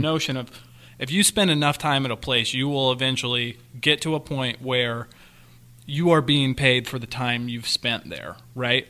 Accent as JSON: {"language": "English", "region": "Kansas", "country": "United States", "said": "I'm from the Midwest, Kansas"}